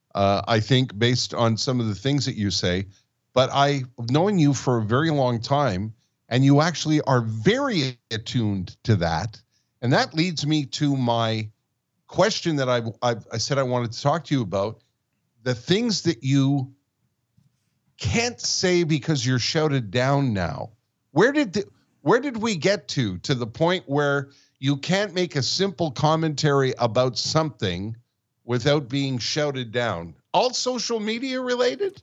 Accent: Montreal, Quebec, Canada; we grew up in Montreal

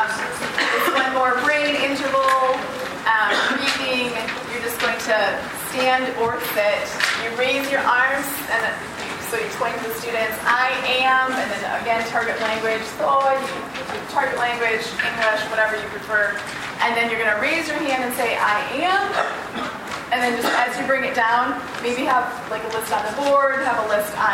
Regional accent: Holland, Michigan, United States; I'm from Holland, Michigan

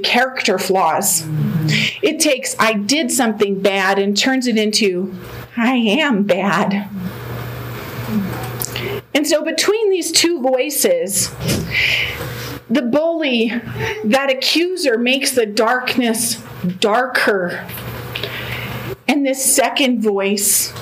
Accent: Denver, Colorado, United States; also born or lived in Oklahoma; I was born and raised here in Denver.

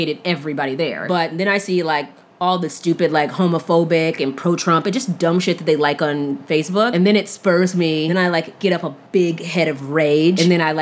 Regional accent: Brown Deer, Wisconsin, United States; I just went to school with a bunch of ignorant white people who, like, went to Brown Deer High

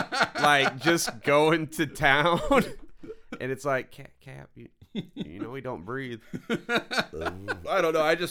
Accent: Midwest, United States; Growing up in the Midwest.

